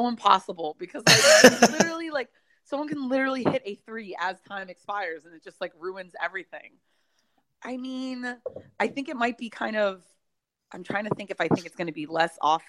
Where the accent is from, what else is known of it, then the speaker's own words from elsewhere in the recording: Miami, Florida, United States; now in Washington, D.C., United States; growing up in Miami